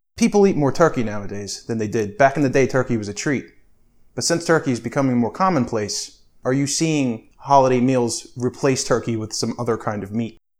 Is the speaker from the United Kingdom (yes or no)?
no; Pennsylvania, United States; My home state of Pennsylvania, and where all of my family's butcher shops